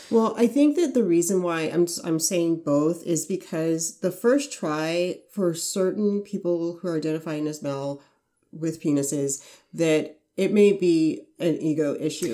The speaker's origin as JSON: {"language": "English", "region": "Arizona", "country": "United States", "said": "I'm from Arizona"}